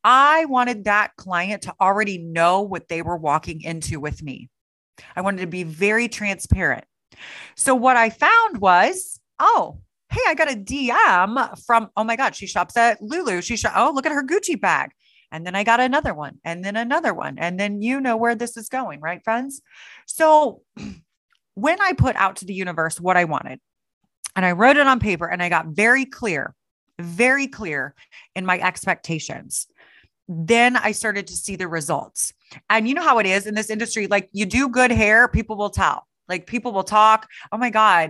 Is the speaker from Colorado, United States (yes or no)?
no; Kansas City, Missouri, United States; there's a school in my hometown of Kansas City